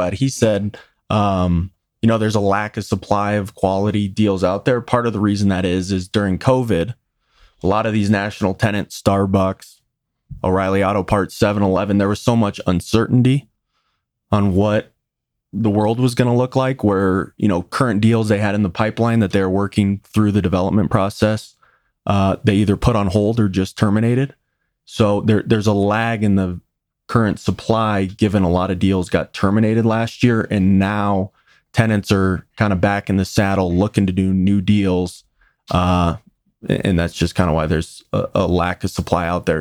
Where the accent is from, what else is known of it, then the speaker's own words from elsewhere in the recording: Westminster, Colorado, United States; I grew up here in Westminster, which for the audience is about twenty minutes north of Denver.